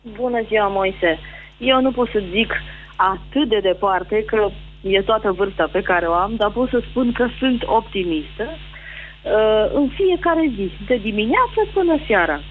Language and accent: Romanian; Timișoara, Timiș County, Romania; De la Timișoara